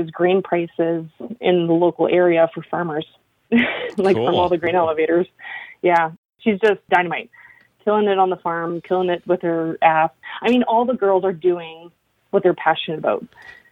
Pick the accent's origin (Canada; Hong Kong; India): Canada; northern Alberta; now in Yukon, Canada; where I grew up in northern Alberta